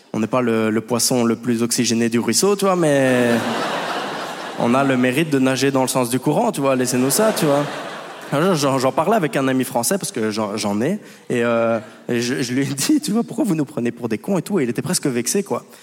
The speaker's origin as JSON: {"language": "French", "country": "Belgium", "said": "je viens de Belgique"}